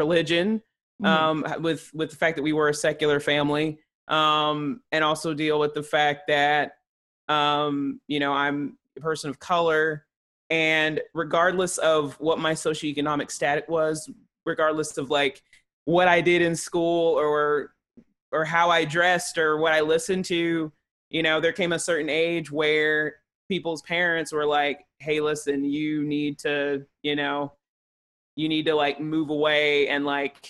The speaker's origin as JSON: {"language": "English", "town": "Chattanooga", "region": "Tennessee", "country": "United States", "tie": "born or raised there", "also_born_or_lived": "Johnson City, Tennessee", "moved": "yes", "said": "growing up in Chattanooga"}